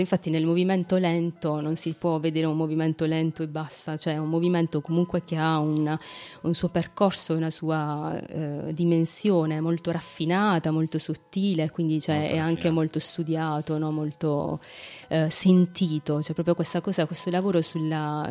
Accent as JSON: {"language": "Italian", "town": "Ruvo di Puglia", "region": "Apulia", "country": "Italy", "said": "Ruvo, che è appunto il mio paese, nel, nella mia città"}